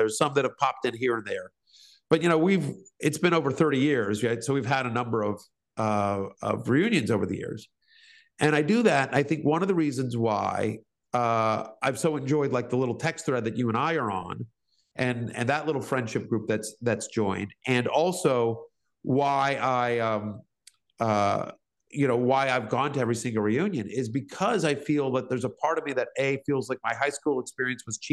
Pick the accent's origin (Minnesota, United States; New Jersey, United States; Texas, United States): Texas, United States; also born or lived in East Coast; I was a sensitive Jewish kid in South Central Tech growing up in Texas